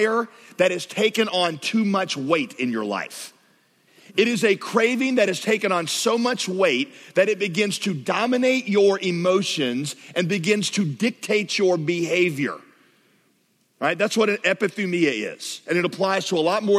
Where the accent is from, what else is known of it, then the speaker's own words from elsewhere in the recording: the South, United States; I grew up in the South.